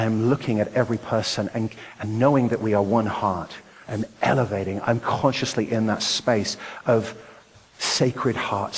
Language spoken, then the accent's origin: English; Nottingham, East Midlands, United Kingdom; moved away; also born or lived in Ashford, Kent; I was born in Nottingham, England. You may have noticed I have a different accent.